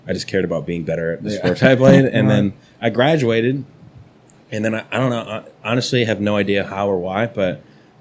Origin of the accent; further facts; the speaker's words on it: Chicago, Illinois, United States; moved away as an adult; now in Lexington, United States; I'm not from here. I'm from Chicago